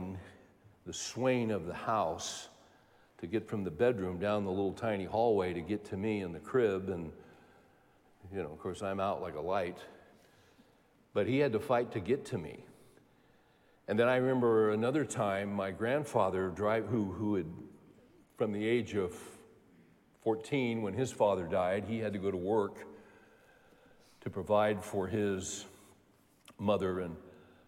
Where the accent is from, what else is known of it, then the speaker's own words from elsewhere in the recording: California, United States; growing up in California